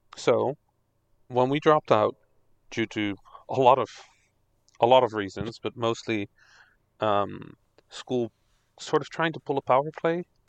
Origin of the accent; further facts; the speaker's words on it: Netherlands; English is a second language; also born or lived in Egypt; I am Dutch Egyptian, so yes. I didn't speak English